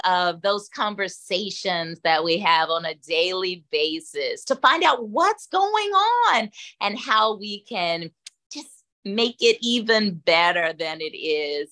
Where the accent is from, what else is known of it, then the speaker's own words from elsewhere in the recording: Atlanta, Georgia, United States; I'm from Atlanta, born and raised